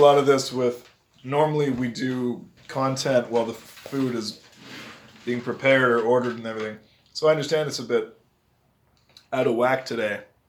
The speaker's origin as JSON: {"language": "English", "country": "Canada", "said": "And we're Canadian"}